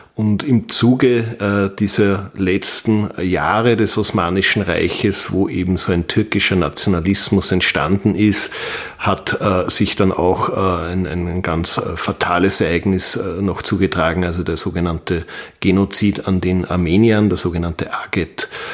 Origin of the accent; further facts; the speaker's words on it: Wels, Upper Austria, Austria; ich komme aus Wels in Oberösterreich